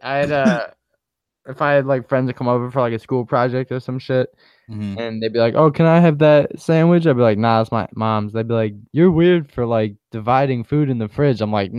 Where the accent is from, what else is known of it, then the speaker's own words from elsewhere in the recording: New York, United States; Growing up in New York, living close to people in walking distance